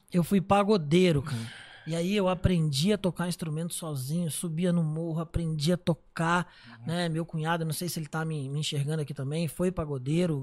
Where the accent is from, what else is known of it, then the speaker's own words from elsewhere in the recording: Miguel Pereira, Rio de Janeiro, Brazil; also born or lived in Niterói; era no interior do Rio, era uma cidade chamada Miguel Pereira.